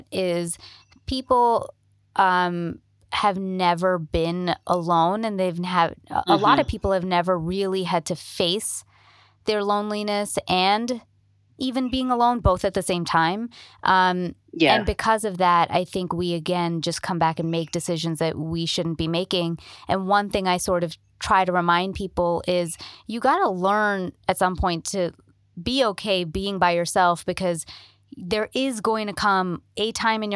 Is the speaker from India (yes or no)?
yes; India; moved away as an adult; also born or lived in Toronto, Canada / New York, United States; now in Los Angeles, United States; I'm Indian